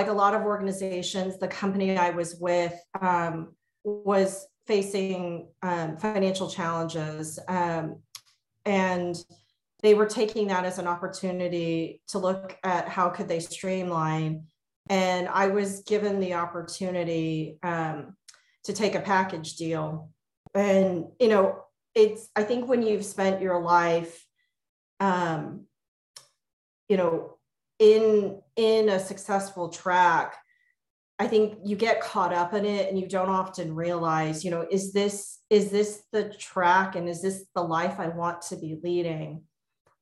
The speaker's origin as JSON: {"language": "English", "region": "Texas", "country": "United States", "tie": "born or raised there", "also_born_or_lived": "Virginia / northern New Jersey", "moved": "as an adult", "lives_now": "Baltimore, United States", "said": "I grew up in Texas. My parents are immigrants from Taiwan."}